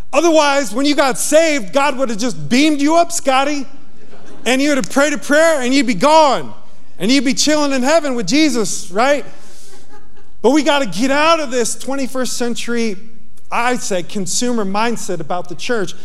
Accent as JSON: {"language": "English", "town": "Yonkers", "region": "New York", "country": "United States", "tie": "born or raised there", "moved": "yes", "said": "I'm a kid from Yonkers, New York"}